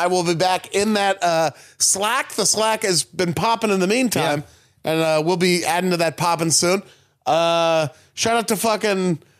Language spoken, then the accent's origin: English; West Coast, United States; we grew up on the West Coast.